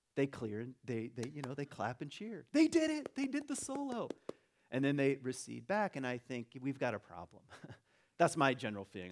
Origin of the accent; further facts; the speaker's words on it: Michigan, United States; also born or lived in Virginia; I was born in Virginia, lived in Michigan